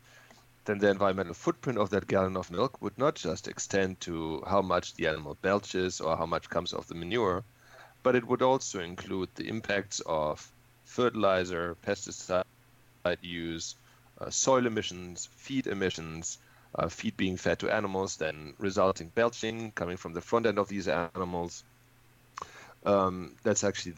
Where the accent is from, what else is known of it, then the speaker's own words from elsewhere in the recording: Germany; moved away as an adult; also born or lived in Texas; now in California, United States; I'm a native from Germany, and when I was 27 I moved from Germany to Texas